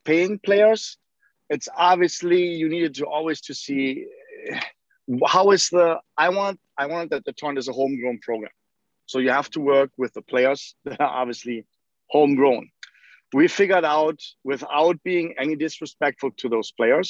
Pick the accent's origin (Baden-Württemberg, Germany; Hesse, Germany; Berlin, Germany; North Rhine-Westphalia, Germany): North Rhine-Westphalia, Germany; Leverkusen; moved away as an adult; now in Milwaukee, United States; I grew up in Leverkusen, Germany